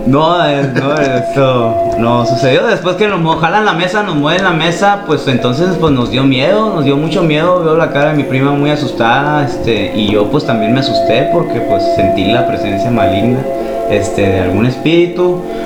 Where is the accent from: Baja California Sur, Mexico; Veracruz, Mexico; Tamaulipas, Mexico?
Baja California Sur, Mexico; La Paz; Yo soy de aquí de La Paz y vengo de la colonia Chametla